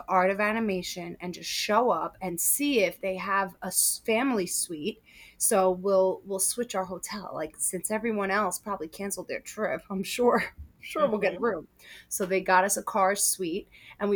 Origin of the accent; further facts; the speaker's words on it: New York City, New York, United States; also born or lived in Westchester County, New York; I grew up in Queens, and I now live in Westchester County, New York